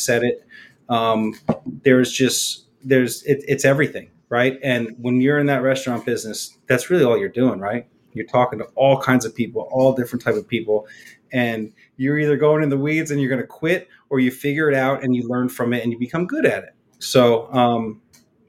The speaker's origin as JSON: {"language": "English", "region": "New Jersey", "country": "United States", "moved": "as an adult", "lives_now": "Honolulu, United States", "said": "I'm from New Jersey originally"}